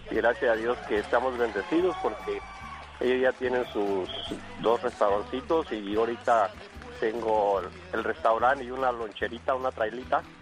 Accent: La Huacana, Michoacán, Mexico; Este, claro, estilo Michoacán, yo soy de la Huacana, Michoacán.

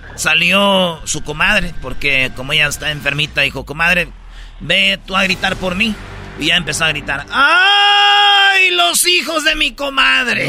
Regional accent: Michoacán, Mexico; en Michoacán siempre lo hemos hecho

